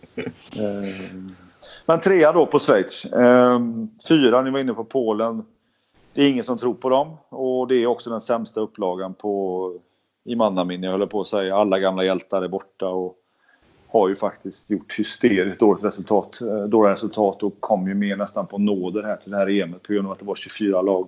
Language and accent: Swedish; Sweden; jag är ju svensk